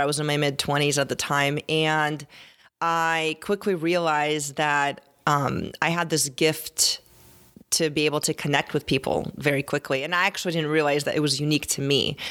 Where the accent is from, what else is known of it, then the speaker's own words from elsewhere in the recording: Tempe, Arizona, United States; I grew up in Tier and Tempe